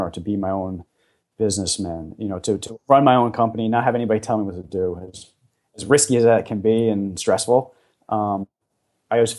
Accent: just over the George Washington Bridge, New Jersey, United States; And I grew up in the New York City area. I was just over the George Washington Bridge in New Jersey

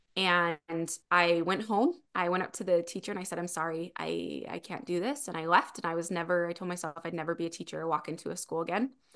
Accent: Springville, Utah, United States; now in Spanish Fork, United States; I am originally from Springville, Utah. I live in Spanish Fork, Utah now

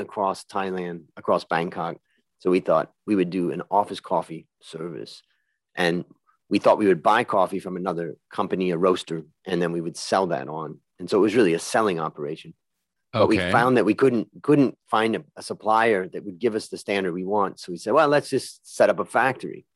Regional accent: Ohio, United States; I grew up in Ohio

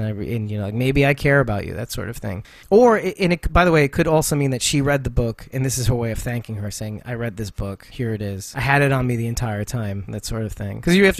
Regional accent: New York, United States; as a New Yorker, I'm offended by this.

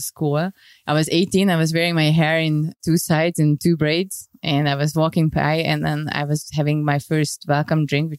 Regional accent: Budapest, Hungary; I was born in Budapest, and actually I was brought up in, until I was 11 years old, I was in the center in the Dodgy area of Budapest

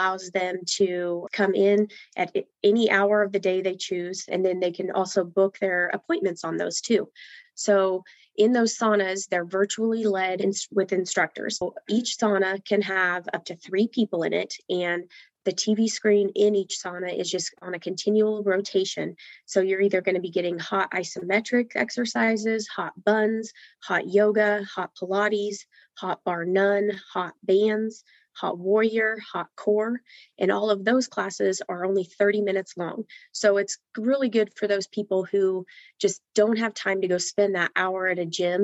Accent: Hays, Kansas, United States; I am from Hayes, Kansas

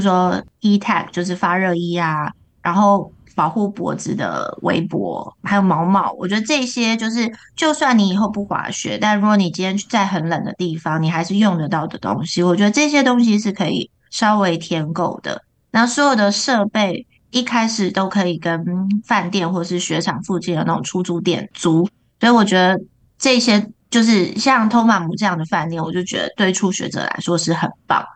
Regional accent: Taiwan; 因为他可能知道我是台湾人，所以就连续安排两个台湾教练给我

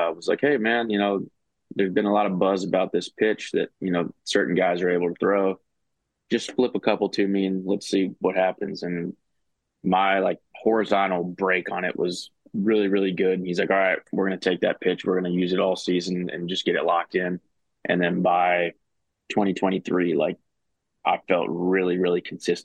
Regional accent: Charlotte, North Carolina, United States; I'm actually from Charlotte, so it's like 10 minutes from my house

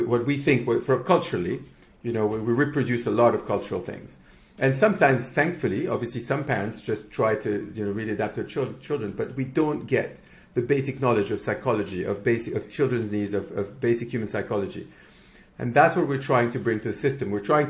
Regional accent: Mexico; now in United Kingdom; born in Mexico and raised in Mexico. So I'm Mexican Lebanese. I'm also Greek from my granddad, and I'm now British because I've been here for 20 years.

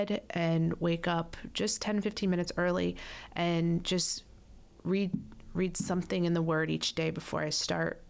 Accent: Florida, United States; I'm a Florida girl, born and raised in Florida

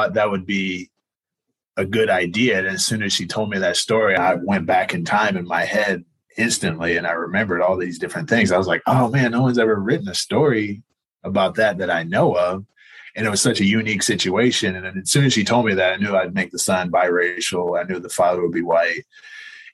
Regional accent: Northern Virginia, United States; also born or lived in north of Seattle, Washington; now in Portland, United States; I grew up in Virginia and Northern Virginia, right outside of DC.

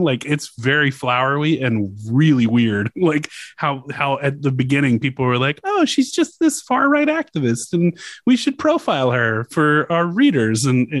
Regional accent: Louisiana, United States; my home state, Louisiana

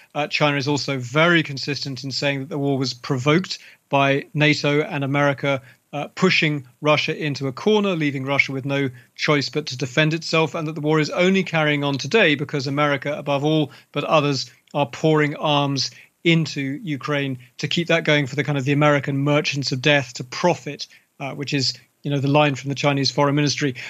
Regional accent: London, United Kingdom; my hometown of London. You know, I grew up as a child in London.

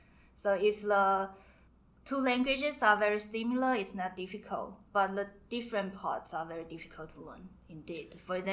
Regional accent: Taiwan; I'm from Taiwan.

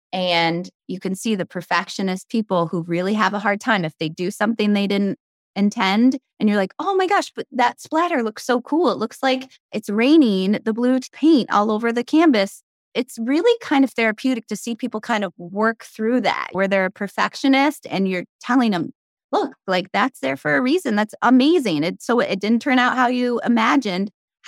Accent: Brockport, New York, United States; I grew up in a small town in Western New York, about 25 minutes away from Rochester, Brockport, New York.

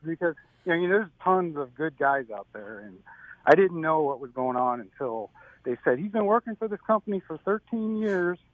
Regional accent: Syracuse, New York, United States; moved away as an adult; also born or lived in California; I'm from Syracuse, New York. I grew up there. Um, I was there until about I was 21

